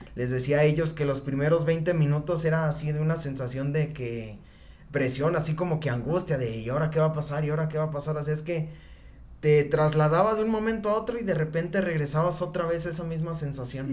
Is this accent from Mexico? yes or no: yes; Mexico; soy mexicano